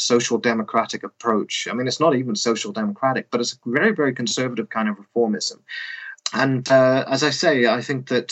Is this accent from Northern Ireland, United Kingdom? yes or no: yes; Northern Ireland, United Kingdom; moved away; I grew up in the Protestant part of Northern Ireland